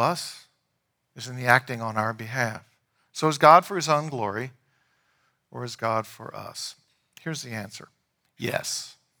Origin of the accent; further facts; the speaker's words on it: Leesburg, Virginia, United States; I grew up in downtown Leesburg